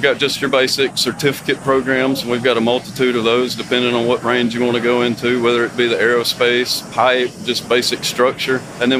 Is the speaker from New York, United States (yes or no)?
no; near Huntsville, North Alabama, United States